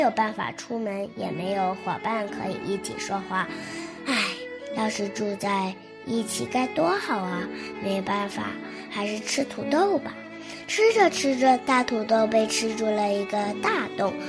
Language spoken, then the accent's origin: Chinese; Baicheng, Jilin, China; 我来自吉林省白城市。我今年六岁了